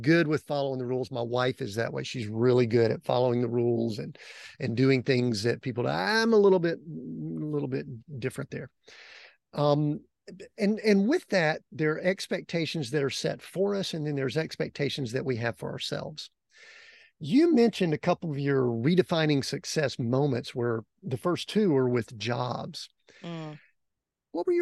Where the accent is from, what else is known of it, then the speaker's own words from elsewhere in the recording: outside of Atlanta, Georgia, United States; high school and school growing up outside of Atlanta